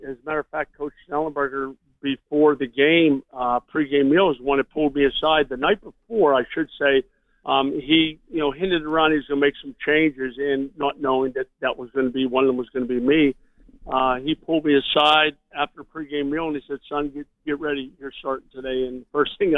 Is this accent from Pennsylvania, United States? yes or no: yes; Pittsburgh, Pennsylvania, United States; Growing up in Pittsburgh